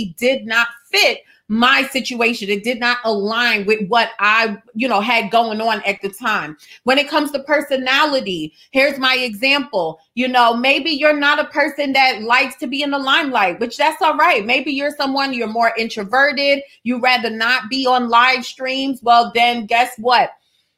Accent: New York, United States; I'm from New York

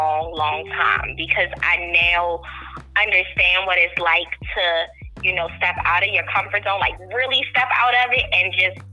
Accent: Maryland, United States; moved away as an adult; also born or lived in Baltimore, Maryland; now in outskirts of Atlanta, Georgia, United States; I grew up in Maryland. I was born in Maryland. I grew up there. I've been there for 34 years of my life.

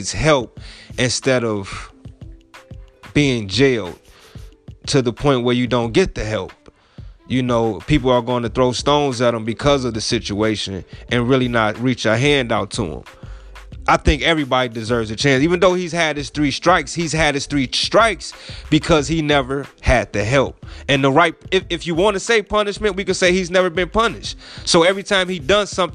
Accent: Chicago, Illinois, United States; I'm from Chicago, you know, born and raised

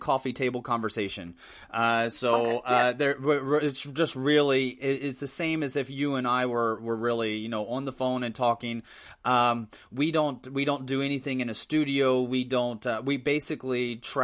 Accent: Midwest, United States; as an American, I was born and raised in the Midwest

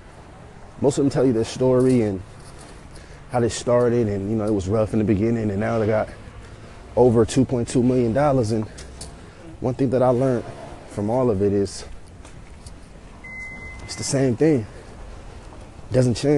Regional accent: San Francisco, California, United States; also born or lived in Fairfield, California / Vallejo, California; born and raised in San Francisco, California, from the Bay Area

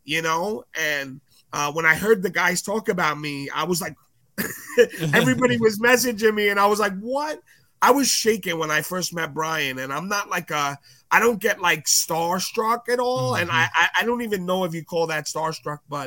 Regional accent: New York City, New York, United States; growing up in Brooklyn, it's like a different life. And I grew up in the ghetto

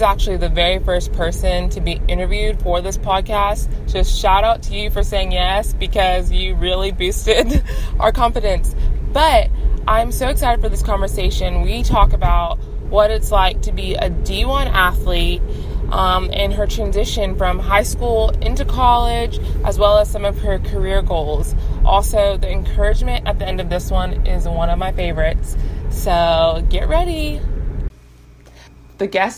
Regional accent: Texas, United States; Me and Jade are both from Texas

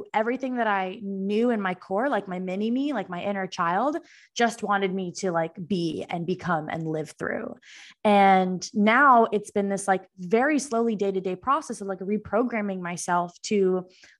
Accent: Boston, Massachusetts, United States; moved away as an adult; now in Austin, United States; I'm from the East Coast. I'm from Boston originally

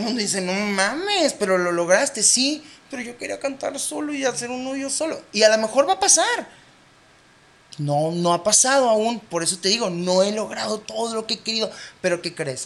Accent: Baja California, Mexico; Somos de Baja California

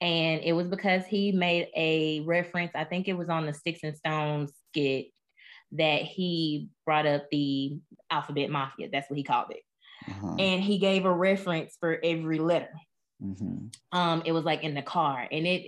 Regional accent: the South, United States; growing up in the South and then being a person of color

